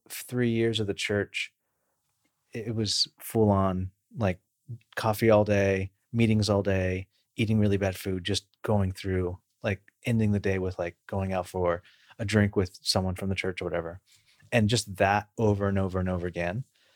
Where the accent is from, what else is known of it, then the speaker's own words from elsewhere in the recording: Bakersfield, California, United States; I grew up in Bakersfield, California, where it's kind of rural sprawl